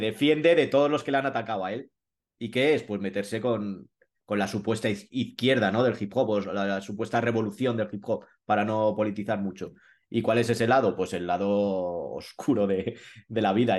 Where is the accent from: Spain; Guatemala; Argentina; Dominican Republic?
Spain; Madrid, Community of Madrid; also born or lived in Colmenar Viejo; yo soy madrileño